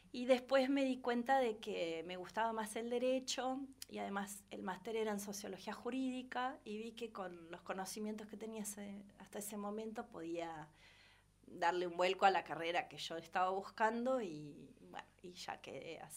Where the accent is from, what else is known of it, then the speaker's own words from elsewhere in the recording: Bonifacio, Buenos Aires Province, Argentina; born there; also born or lived in Henderson / Salazar / La Plata; Yo fui una migrante toda mi vida desde que nací. Nací en Bonifacio, Laguna Alcina, partido de Guaminí, ah, cerca de Pigüé, Bahía, eh, está a doscientos y pico de kilómetros también de Bahía, pero provincia de Buenos Aires.